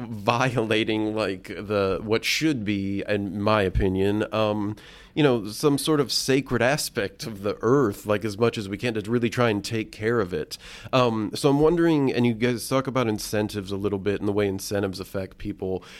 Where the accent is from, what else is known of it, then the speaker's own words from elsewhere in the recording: Indiana, United States; I grew up here in Indiana